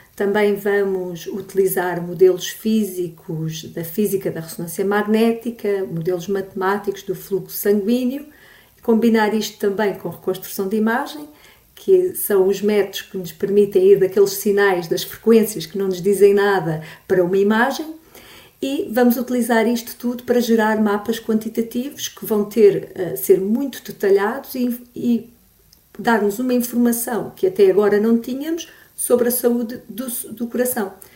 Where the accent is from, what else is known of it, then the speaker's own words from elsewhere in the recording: Olhão, Algarve, Portugal; moved away; eu sou natural de Olhão, uh, tive bastantes anos fora e agora voltei para cá